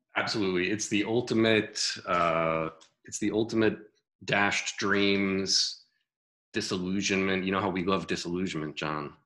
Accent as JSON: {"language": "English", "region": "Connecticut", "country": "United States", "tie": "born or raised there", "said": "growing up in Connecticut"}